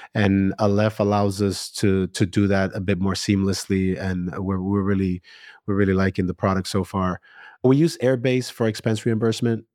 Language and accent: English; New York, United States; I'm a New Yorker